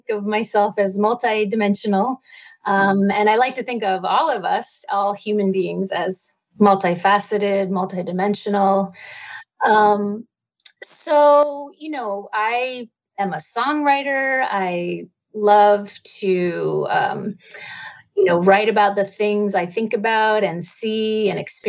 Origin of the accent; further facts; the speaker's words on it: East Coast, United States; now in Topanga Canyon, United States; I live in beautiful Topanga Canyon out here in California, but I'm originally from the East Coast